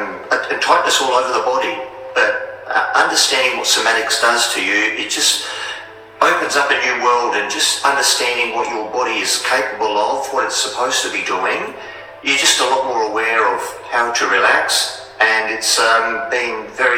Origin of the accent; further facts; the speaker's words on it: Adelaide, South Australia, Australia; I'm from Adelaide, South Australia.